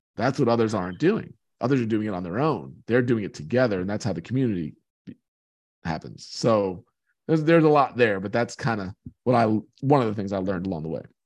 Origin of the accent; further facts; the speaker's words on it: Long Island, New York, United States; I grew up on Long Island in New York.